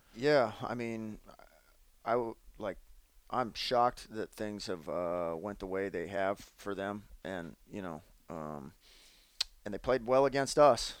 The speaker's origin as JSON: {"language": "English", "town": "Phoenix", "region": "Arizona", "country": "United States", "tie": "born or raised there", "moved": "yes", "lives_now": "Portland, United States", "said": "being born in Phoenix and and living there for quite some time"}